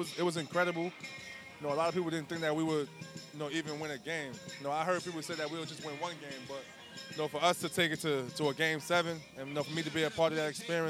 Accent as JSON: {"language": "English", "town": "New York City", "region": "New York", "country": "United States", "tie": "born or raised there", "moved": "as an adult", "lives_now": "Charlotte, United States", "said": "I'm from the Bronx"}